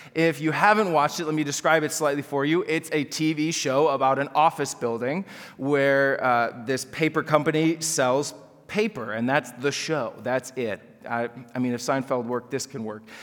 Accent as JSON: {"language": "English", "area": "Chicago suburbs", "region": "Illinois", "country": "United States", "tie": "born or raised there", "said": "I grew up in the Chicago suburbs"}